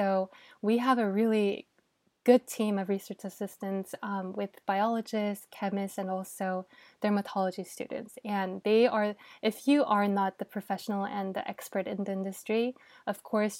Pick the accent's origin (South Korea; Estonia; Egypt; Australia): South Korea; Yeah, I think so, especially growing up in Korea.